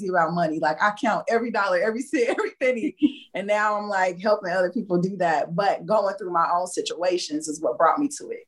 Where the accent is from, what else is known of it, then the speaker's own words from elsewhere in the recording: Indiana, United States; moved away as an adult; now in Houston, United States; I lived in Indiana. I was raised in Indiana, and I had decided to move to Houston like in 2014.